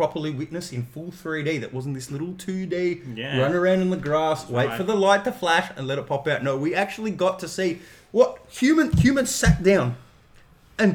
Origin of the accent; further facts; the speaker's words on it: Melbourne, Victoria, Australia; I'm from St. Albans, which is the cultural hot pot blend of WOGs, Asians, Blacks